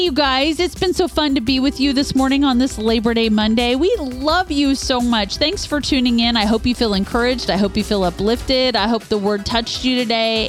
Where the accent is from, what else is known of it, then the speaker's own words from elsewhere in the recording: Northeast Kansas, United States; I grew up in Northeast Kansas